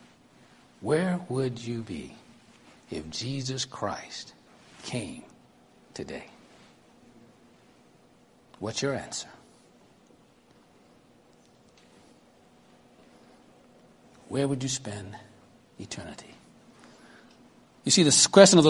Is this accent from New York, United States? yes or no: yes; New York City, New York, United States; accent: Brooklyn; I'm 11 years old, and I think you can tell by the accent, I'm from Brooklyn, New York